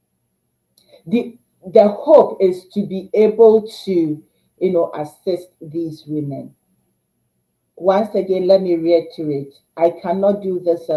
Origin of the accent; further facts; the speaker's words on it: Ghana; now in Canada; as a Ghanaian Canadian